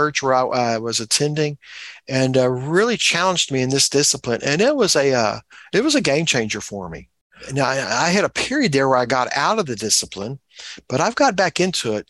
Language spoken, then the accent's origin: English; Texas, United States; As a Texan, I grew up around both oil wells and cows